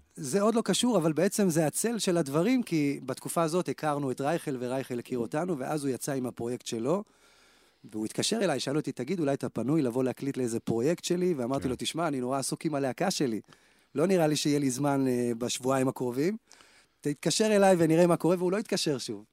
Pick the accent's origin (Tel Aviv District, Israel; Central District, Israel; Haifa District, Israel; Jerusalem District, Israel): Central District, Israel; Kfar Saba; אני בא מכפר סבא